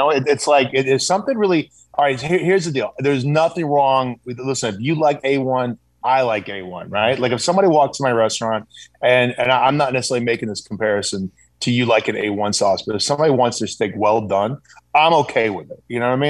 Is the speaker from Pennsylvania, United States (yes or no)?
no; South Carolina, United States; I grew up in the South too, brother. I grew up in South Carolina.